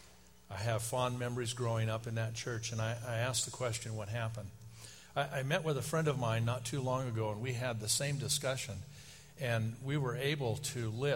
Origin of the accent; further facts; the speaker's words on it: Oakland, California, United States; the church was in Oakland. It was growing rapidly. They were moving from their location to another one because they had outgrown their facility. And the day I was born was the first day he was in the pulpit. I spent 27 years in that church. I grew up in that church